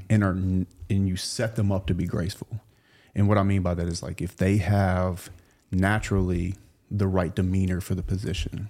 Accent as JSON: {"language": "English", "region": "South Louisiana", "country": "United States", "tie": "born or raised there", "said": "I grew up in South Louisiana"}